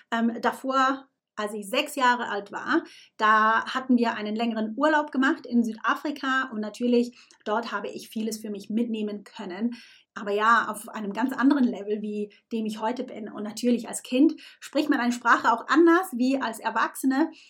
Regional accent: Switzerland; now in United Kingdom; ich bin Schweizerin, die in England lebt.

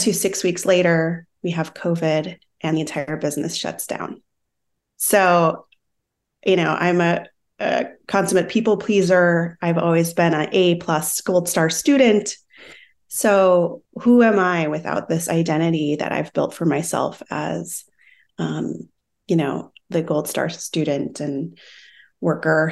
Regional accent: Minnesota, United States; moved away as an adult; also born or lived in Brazil / Australia / Sydney; now in San Diego, United States; I'm from Minnesota. I grew up

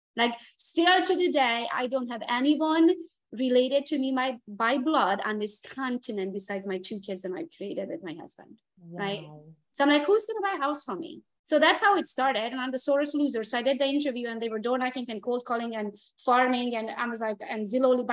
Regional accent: Transylvania, Romania; English is a second language; moved away as an adult; now in United States; I was born and raised in Transylvania, Romania, came to the US by myself in 2003.

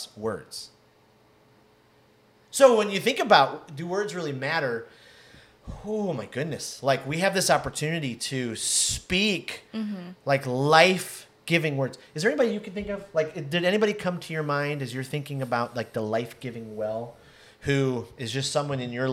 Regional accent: Detroit, Michigan, United States; I grew up in Detroit

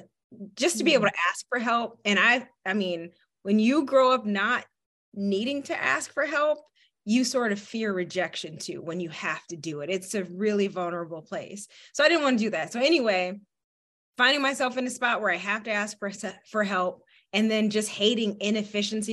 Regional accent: Michigan, United States; now in Minnesota, United States; Born and raised in Michigan, moved out here to cold Minnesota

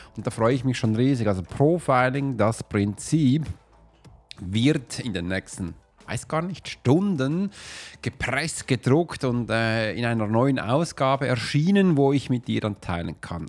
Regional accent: Switzerland; wir reden ja schon ganz anders

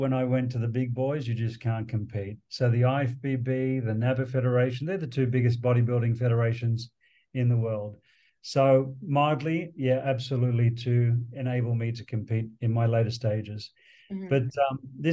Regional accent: Sydney, New South Wales, Australia; moved away; growing up in Sydney, in Australia

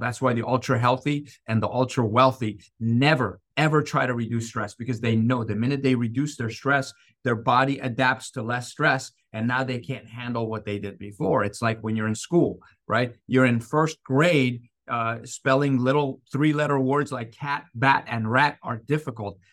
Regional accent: Iran; moved away; I grew up in Iran

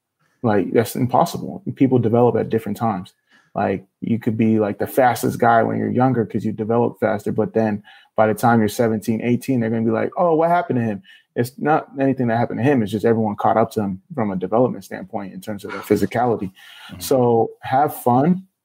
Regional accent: Nigeria; But home cooking, you mentioned being from Ghana, I'm Nigerian.

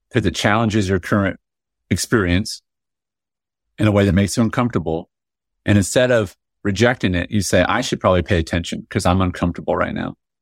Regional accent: United States; I was born in America, you know, I salute the flag, I say the pledge

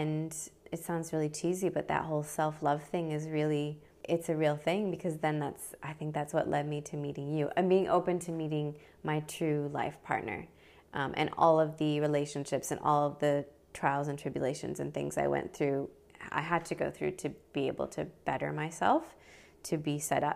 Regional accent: Midwest, United States; moved away as an adult; also born or lived in Brisbane, Australia; now in Sunshine Coast, Australia; So I'm originally from the States. I grew up in the Midwest part of America.

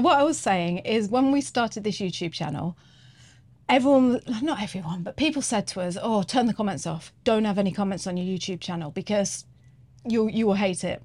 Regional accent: England, United Kingdom; moved away as an adult; now in New Zealand; I'm English

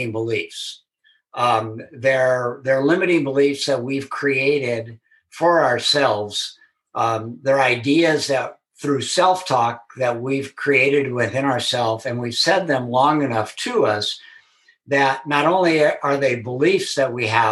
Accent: Southern California, United States; born and raised in Southern California

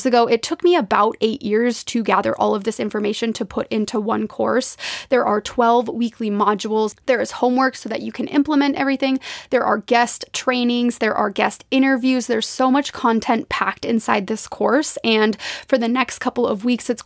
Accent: Minnesota, United States; now in Spokane, United States; growing up in Minnesota, I have a deep connection to the water

